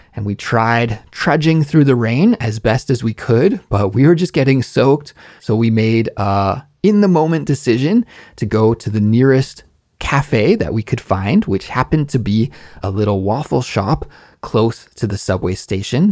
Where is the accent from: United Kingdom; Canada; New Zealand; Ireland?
Canada; moved away as an adult; now in Korea; in Canada, my home country